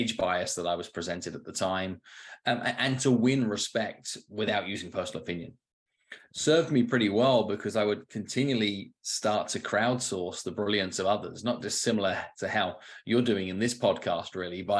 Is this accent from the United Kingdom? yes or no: yes; United Kingdom; was one of four kids in an upbringing in the suburbs outside London.